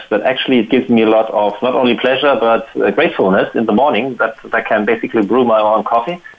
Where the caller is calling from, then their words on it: Potsdam, Brandenburg, Germany; I'm calling from Potsdam, which is near Berlin.